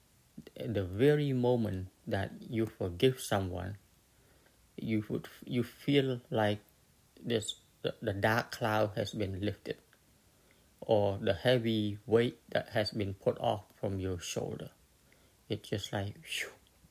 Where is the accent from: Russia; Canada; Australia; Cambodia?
Cambodia; moved away; I come from Cambodia.